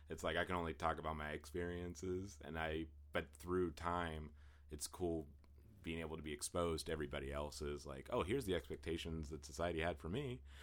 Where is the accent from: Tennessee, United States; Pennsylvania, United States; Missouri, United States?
Pennsylvania, United States; Western; I grew up in Western Pennsylvania